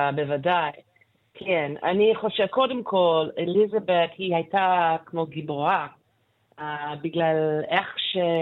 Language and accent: Hebrew; Canada; Hebrew is a second language; moved away; כשגדלתי שם, you know, בשנות ה-60 ו-70